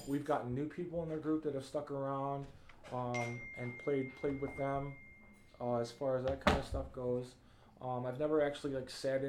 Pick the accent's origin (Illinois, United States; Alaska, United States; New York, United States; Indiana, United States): Illinois, United States; Chicago; Growing up in Chicago and, you know, growing up poor too